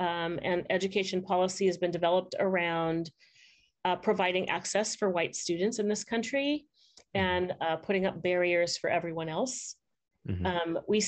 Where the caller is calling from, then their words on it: California, United States; I am calling in from Southern California.